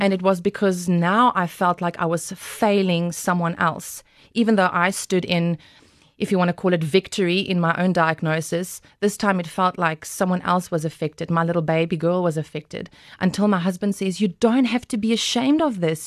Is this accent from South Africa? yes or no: yes; Glen Harvey, North West, South Africa; I grew up in Glen Harvey. That's, uh, close to Western Aria on your way to Potch